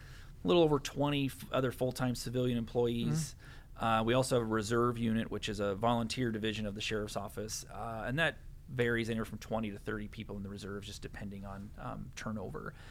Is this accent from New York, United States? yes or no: no; Downey, Iowa, United States; I actually grew up in rural Cedar County in the little town of Downey